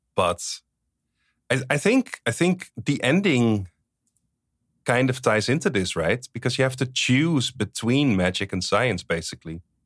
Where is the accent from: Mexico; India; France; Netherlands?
Netherlands; English is a second language; I'm from the Netherlands. People speak Dutch.